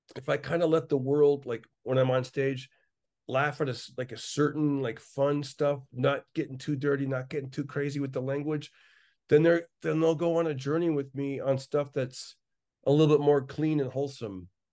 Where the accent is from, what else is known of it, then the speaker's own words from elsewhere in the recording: Fresno, California, United States; growing up in East Fresno